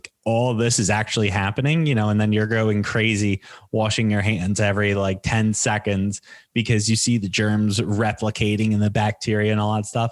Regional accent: United States

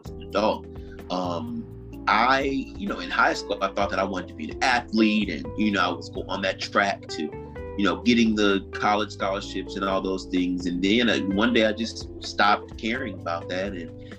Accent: Baker, Louisiana, United States; moved away as an adult; also born or lived in New York; I'm originally from Louisiana, a place called Baker, Louisiana. It's in between New Orleans and Baton Rouge

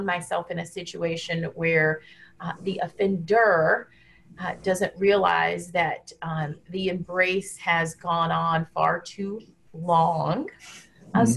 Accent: Deep South, United States; now in Washington, D.C., United States; I grew up in the Deep South in the United States and still live in a southern city, the District of Columbia

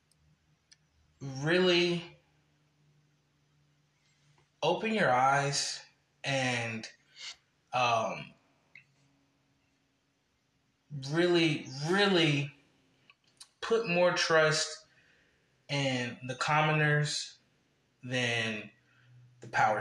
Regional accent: Columbus, Ohio, United States; moved away as an adult; also born or lived in Akron, Ohio; Originally, I'm from Columbus. I was born in Akron, then raised in Columbus

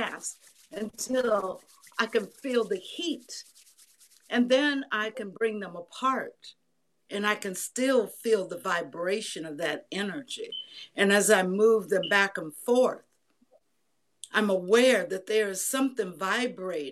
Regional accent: Bay Area, California, United States; moved away as an adult; also born or lived in San Francisco; now in Georgia, United States; I had grown up in the Bay Area, went to college in San Francisco

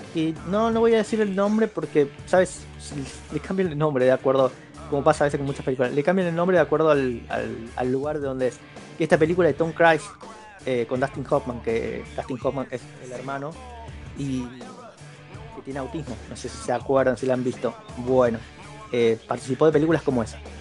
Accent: Argentina; soy de Argentina

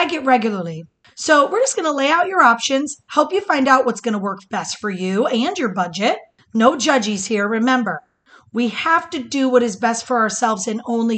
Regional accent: Michigan, United States; now in Florida, United States; growing up in Michigan

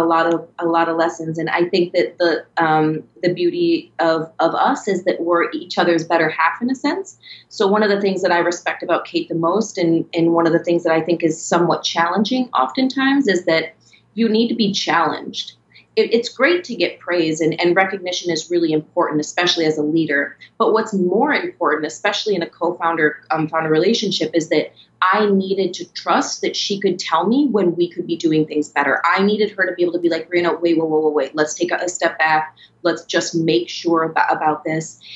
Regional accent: Minnesota, United States; moved away as an adult; also born or lived in New York; I was born and raised in Minnesota

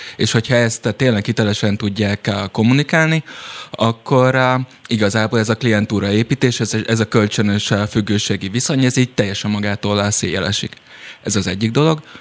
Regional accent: Szilvágy, Zala, Hungary; Szilvágyon, ahol felnőttem

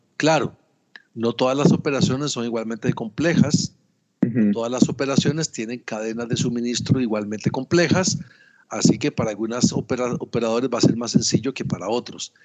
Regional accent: Costa Rica; yo soy ingeniero agrónomo, soy costarricense

